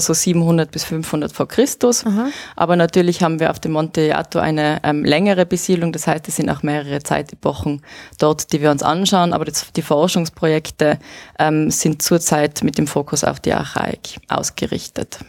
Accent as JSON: {"language": "German", "town": "Innsbruck", "region": "Tyrol", "country": "Austria", "also_born_or_lived": "Axams", "said": "grundsätzlich bin ich eine Innsbruckerin bzw. Axamerin, das heißt, meine Wurzeln liegen in Innsbruck"}